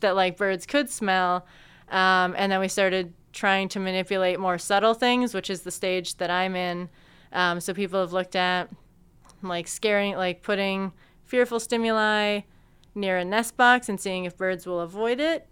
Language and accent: English; Peterborough, Ontario, Canada; moved away as an adult; now in London, Canada; I grew up in Peterborough